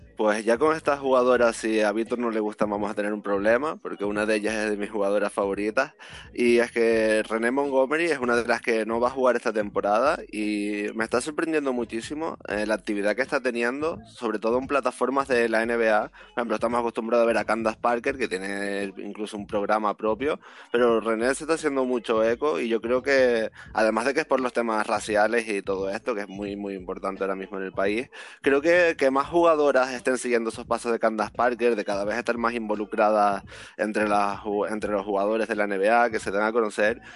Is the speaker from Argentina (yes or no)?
no; Canary Islands, Spain; como canario